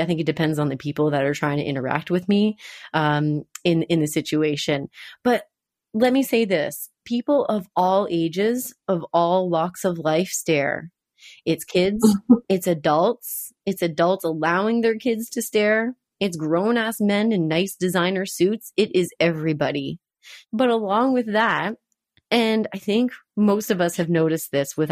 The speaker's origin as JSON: {"language": "English", "region": "New Brunswick", "country": "Canada", "tie": "born or raised there", "said": "I grew up in New Brunswick"}